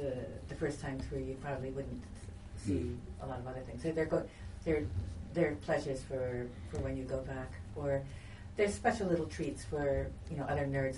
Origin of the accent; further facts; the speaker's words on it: Istanbul, Turkey; So I was so excited when it got to all the accidents on the Bosphorus, because I grew up on the Bosphorus and I remember those ships running aground.